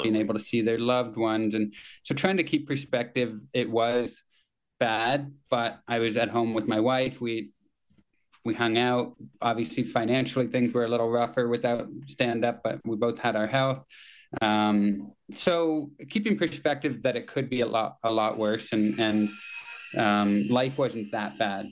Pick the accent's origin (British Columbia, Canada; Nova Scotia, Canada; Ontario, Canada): Ontario, Canada; Kitchener; born or raised there